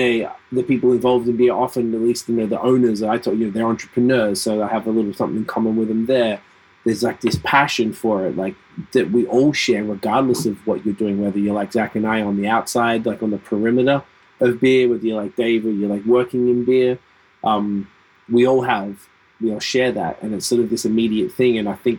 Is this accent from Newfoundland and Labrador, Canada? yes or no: no; Quebec, Canada; now in Ontario, Canada; I came from Quebec into Ontario. Pretty different